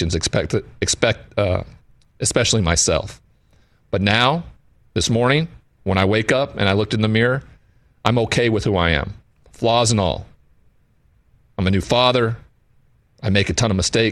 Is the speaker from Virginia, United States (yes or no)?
no; Montana, United States; I grew up in Montana in a cowboy culture where there wasn't anybody that showed vulnerability.